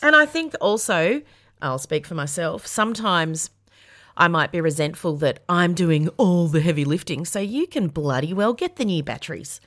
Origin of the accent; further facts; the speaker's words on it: Yarra Valley, Victoria, Australia; I'm a bogan from the Yarra Valley, so I know how to party.